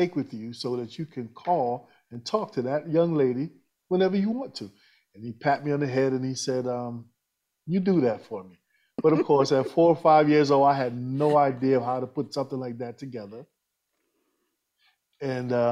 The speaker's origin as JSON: {"language": "English", "region": "New York", "country": "United States", "said": "I'm originally from New York, ex-military"}